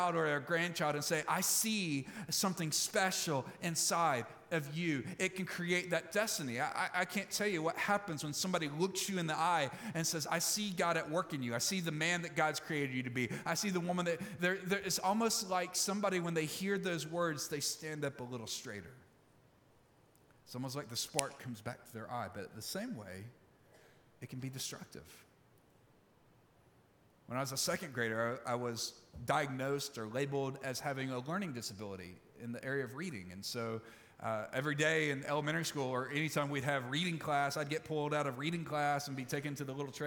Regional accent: Olive Branch, Mississippi, United States; moved away; my hometown in Olive Branch, Mississippi

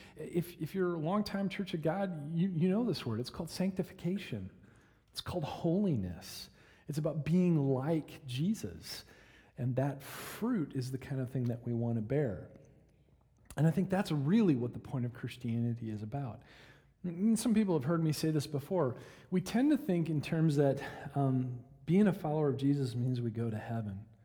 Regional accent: Michigan, United States; now in Oklahoma, United States; When I was a kid, uh, growing up in Michigan

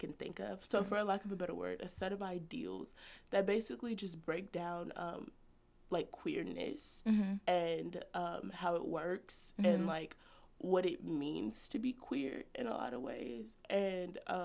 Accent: Trinidad & Tobago; I'm Trinidadian

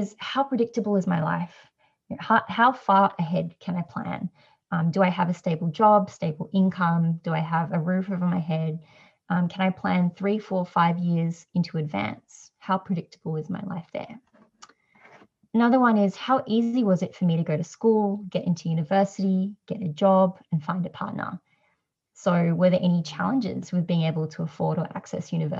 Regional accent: Australia; I'm Asian Australian

